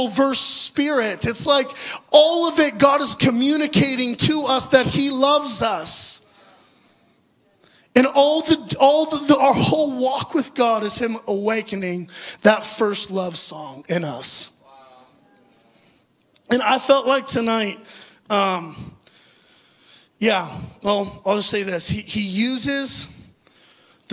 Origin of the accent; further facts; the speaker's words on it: Orange County, California, United States; I grew up in Orange County, California, in an amazing, wonderful Christian home